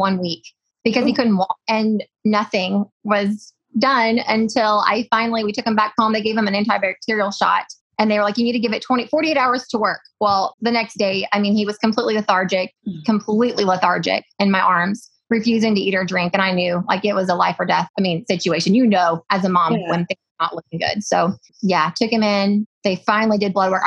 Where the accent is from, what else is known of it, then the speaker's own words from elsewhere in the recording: Missouri, United States; I'm calling in from Orion, Missouri